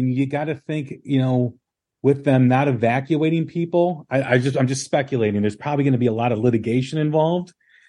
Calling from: Illinois, United States; I'm outside of Chicago.

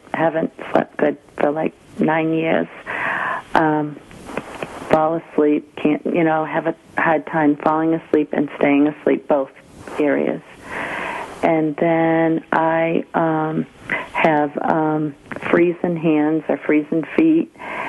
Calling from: Georgia, United States

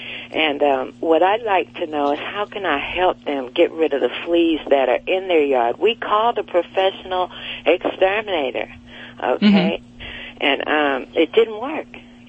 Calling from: Torrance, California, United States; I am calling from Torrance, California.

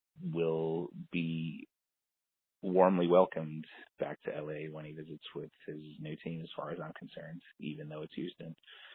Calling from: Berlin, Germany; also born or lived in Los Angeles; I'm calling from Berlin, Germany.

